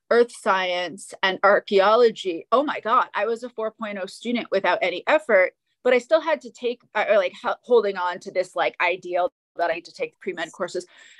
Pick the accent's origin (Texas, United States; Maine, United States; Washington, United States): Maine, United States; I grew up in Maine, so Northeastern United States